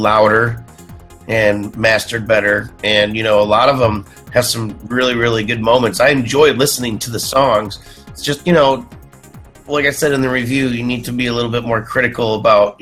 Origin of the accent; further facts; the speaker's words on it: Indiana, United States; moved away; my home state, Indiana.